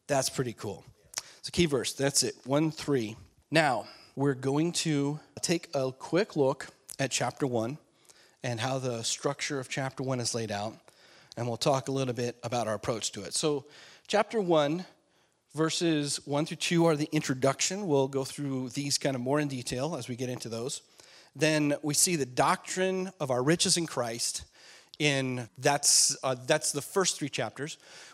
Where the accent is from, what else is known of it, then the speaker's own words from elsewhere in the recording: Alaska, United States; I grew up in Alaska